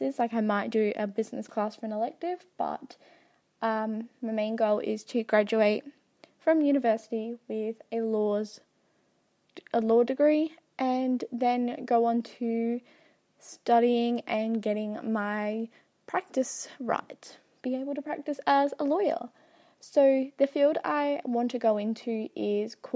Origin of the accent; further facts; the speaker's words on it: South Australia, Australia; I am from Australia, and to be specific, South Australia